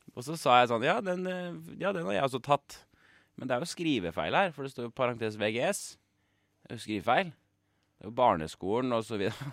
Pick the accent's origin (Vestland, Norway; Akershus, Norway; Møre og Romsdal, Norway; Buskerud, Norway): Buskerud, Norway; Kongsberg; moved away as an adult; now in Oslo, Norway; Hjemme på Kongsberg så løp vi jo 1000 meter med rennaræv